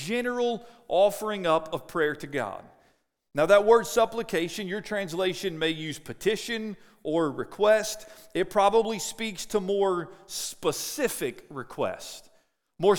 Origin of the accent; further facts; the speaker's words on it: Cincinnati, Ohio, United States; moved away; I grew up in Cincinnati